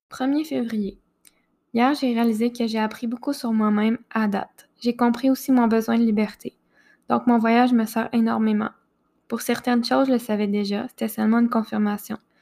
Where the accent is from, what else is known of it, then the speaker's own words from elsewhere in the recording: Quebec, Canada; chez moi au Québec